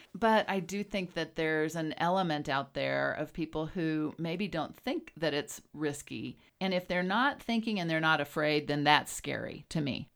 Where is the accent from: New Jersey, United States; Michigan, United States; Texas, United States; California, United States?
Texas, United States; also born or lived in Wyoming; now in Jackson, United States; I was raised in Texas